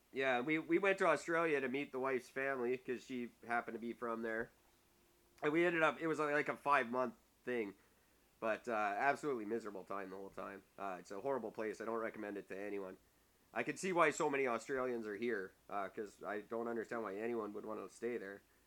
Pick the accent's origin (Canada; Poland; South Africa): Canada; I'm from Canada.